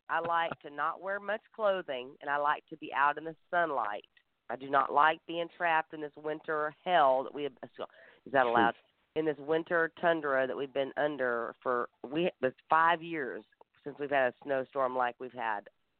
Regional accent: Texas, United States; now in Kansas, United States; Well, I'm from Texas, so I moved to Kansas.

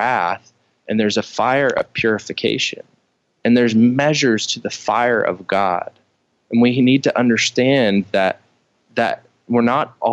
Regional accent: Midwest, United States; I grew up in the Midwest

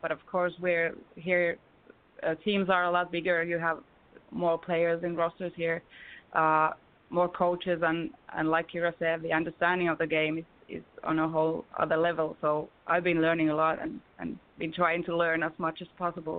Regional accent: Lohja, Uusimaa, Finland; moved away as an adult; a couple of my friends started a women's team in my hometown, in Lohja, which is a really small town.

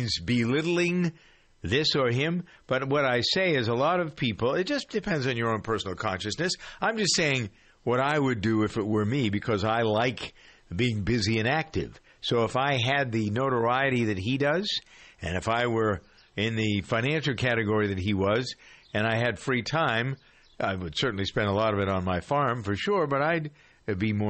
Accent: Boston, Massachusetts, United States; Beantown here, my hometown.

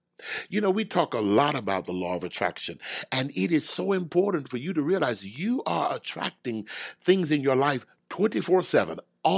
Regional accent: Houston, Texas, United States; I grew up in the South. I grew up in Houston, Texas, and I just did not like the heat.

